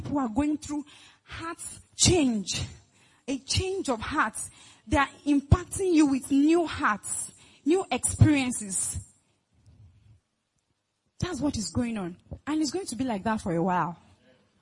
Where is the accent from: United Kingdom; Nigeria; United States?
Nigeria; Lagos; I'm from Lagos